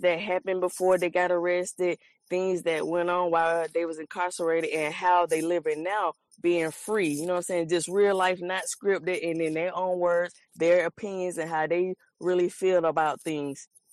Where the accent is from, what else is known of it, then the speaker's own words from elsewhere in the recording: Columbus, Georgia, United States; I'm from Columbus, Georgia